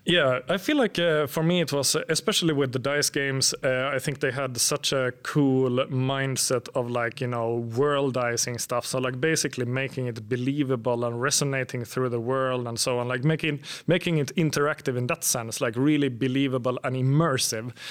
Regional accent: Finland; moved away as an adult; now in Sweden; I'm from Finland, but I've lived in Sweden for about ten years

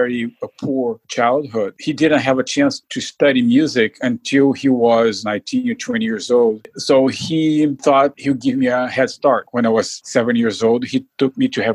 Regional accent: Rio de Janeiro, Brazil; moved away as an adult; also born or lived in California; now in Vancouver, United States; I was born in Rio de Janeiro and grew up in Rio de Janeiro

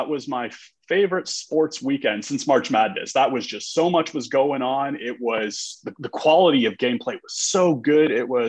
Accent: Toronto, Ontario, Canada; moved away; I grew up in Toronto

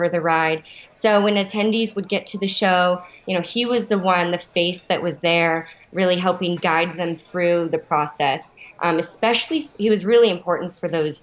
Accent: Denver, Colorado, United States; moved away as an adult; my hometown here in Denver

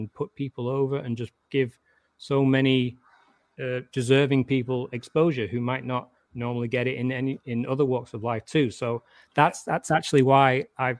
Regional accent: England, United Kingdom; also born or lived in Warrington; I'm English and I'm reserved

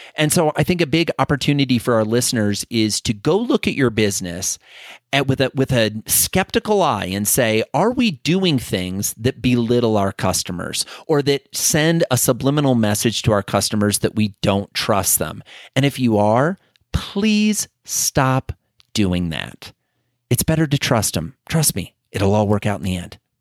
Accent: Iowa, United States; being an Iowa farm kid, or at least growing up in Iowa

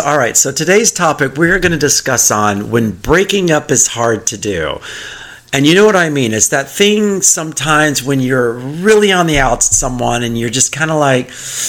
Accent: Texas, United States; I'm from Texas.

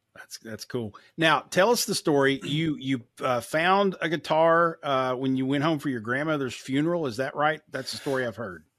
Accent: Kentucky, United States; I grew up in Kentucky, too

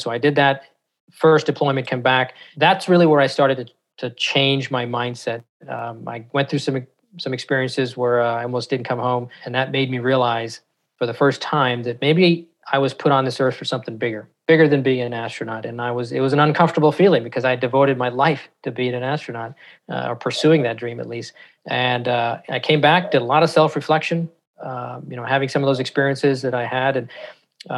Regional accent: San Francisco, California, United States; grew up in not the best part of San Francisco

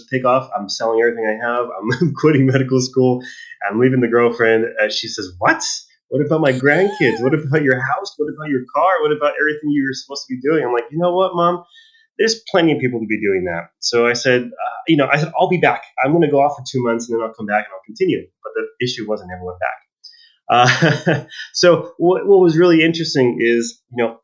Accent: El Paso, Texas, United States; I was born in Texas in El Paso

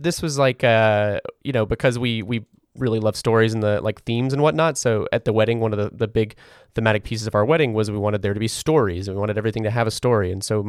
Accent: Ireland; as an Irishman myself, we like to do this thing where we take all of our feelings and we bundle them up into a small, tiny little box, and we put them next to our heart

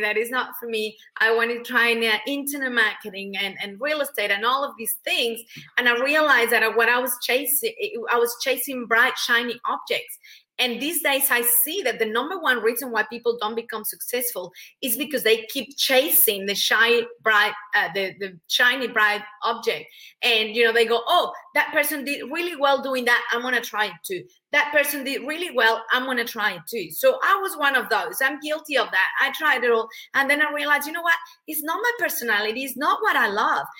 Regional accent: Mexico; English is a second language; moved away as an adult; now in Australia; I'm, I'm originally from Mexico, hence the accent.

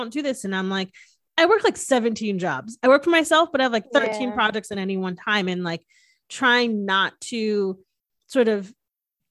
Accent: Northeast, United States; now in Texas, United States; I'm from the Northeast, which is like way more like liberal and accepting

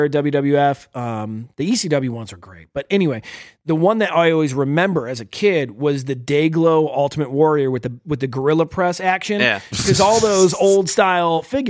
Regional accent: Northeast Ohio, United States; we're from Northeast Ohio

